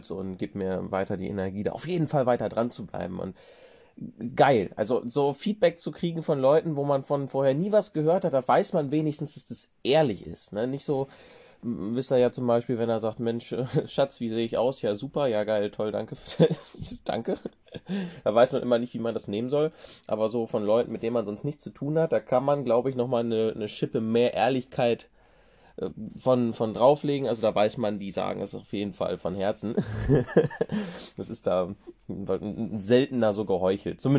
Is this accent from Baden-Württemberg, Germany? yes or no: no; Hannover, Lower Saxony, Germany; born there; also born or lived in Rinteln; ich bin ursprünglich in Hannover geboren, meine Eltern hatten sich damals schon mal getrennt und dann bin ich irgendwann, weil meine Mutter einen neuen im Internet kennengelernt hat, bin ich dann nach Rinteln gezogen